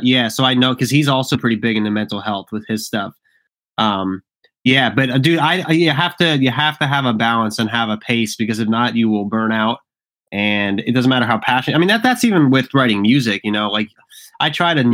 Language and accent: English; Tamaqua, Pennsylvania, United States; moved away; also born or lived in Philadelphia; I grew up in Pennsylvania in a town called Tamaqua, which is like 45 minutes from Allentown, Pennsylvania.